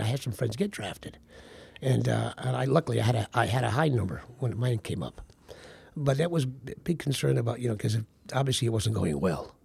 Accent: Derby, Connecticut, United States; born or raised there

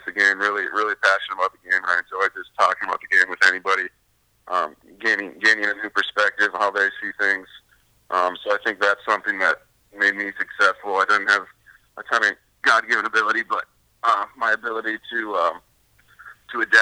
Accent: Fargo, North Dakota, United States; moved away as an adult; also born or lived in Mitchell, South Dakota; I'm originally from Fargo, North Dakota.

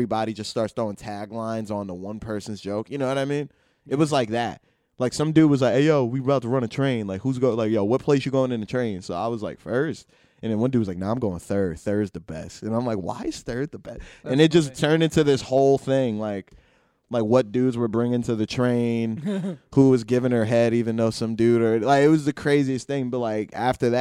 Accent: New Jersey, United States; I'm a comic from Jersey.

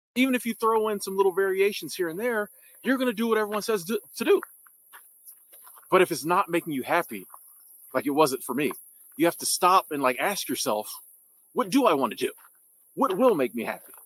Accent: United States; I'm from America

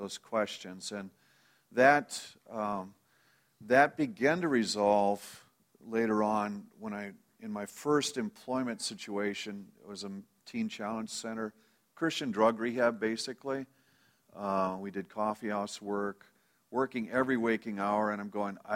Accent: Minnesota, United States; also born or lived in Friend, Nebraska; Do remember moving from Nebraska to Minnesota when I was three or four. I don't know exactly how old that was. So that's where my memories start, and that's basically where my growing up place was

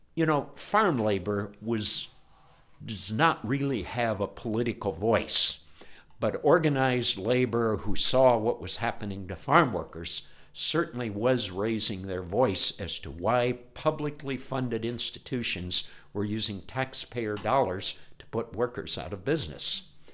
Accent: Ohio, United States; I grew up in Ohio

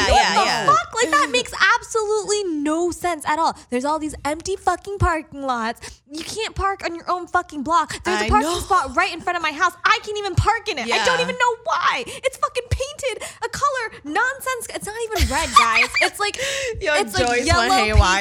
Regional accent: Culver City, California, United States; I grew up in Culver City.

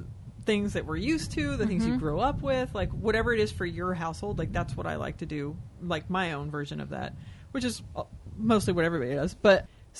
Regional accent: Texas, United States; Growing up in Texas

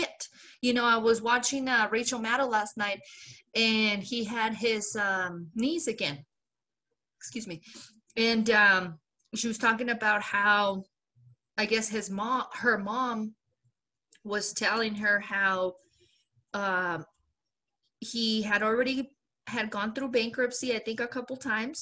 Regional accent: Mexico; now in United States; I'm a proud Mexican-American. I'm proud that I was born in Mexico, but I am a citizen.

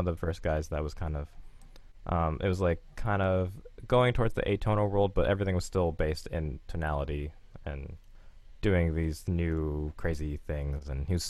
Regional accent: North Carolina, United States; also born or lived in Maryland; I grew up sort of in North Carolina and Maryland. My dad's in the military, so I moved around on the East Coast a lot.

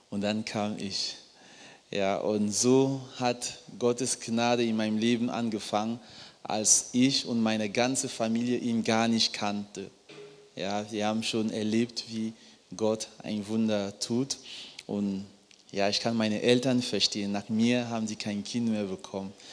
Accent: Cameroon; Ich komme ursprünglich aus Kamerun, Baujahr 1988. Und in Kamerun ist es so, wenn ein Paar heiratet

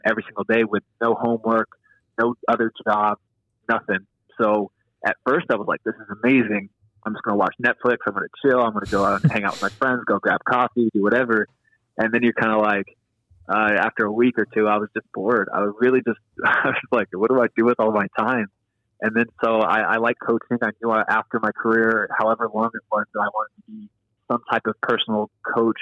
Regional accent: United States; now in Tulsa, United States; I'm an American playing over here

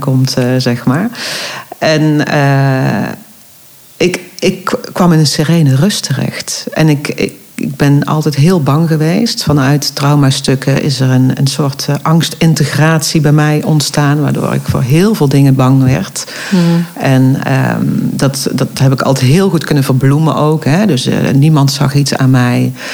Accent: Eindhoven, North Brabant, Netherlands; now in Oirschot, Netherlands; Ik kom origine niet uit uh, Oorschot, maar uit Eindhoven

